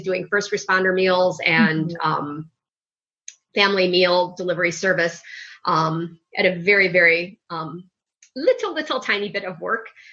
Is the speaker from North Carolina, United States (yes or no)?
no; Chicago, Illinois, United States; I still live in Chicago. I grew up in Chicago, right downtown in the big bad city, in Lincoln Park, DePaul area